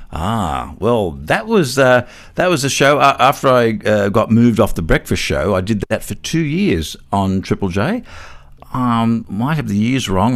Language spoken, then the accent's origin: English; Newcastle, New South Wales, Australia; I'm from Newcastle